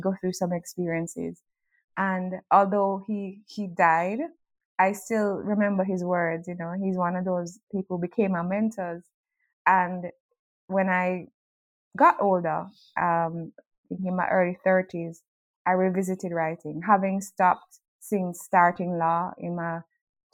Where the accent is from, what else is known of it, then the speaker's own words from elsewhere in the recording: Jamaica; I grew up in Jamaica with a single mom and a brother who was 6 years older than me